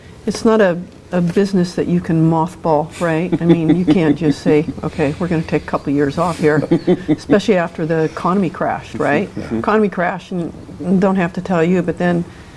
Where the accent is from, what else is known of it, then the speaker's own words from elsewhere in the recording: California, United States; moved away as an adult; now in Oregon, United States; I grew up in California, but came here in 74 after college